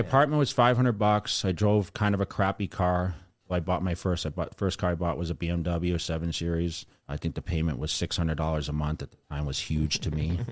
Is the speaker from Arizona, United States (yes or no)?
no; Sterling, Massachusetts, United States; moved away; I grew up in Sterling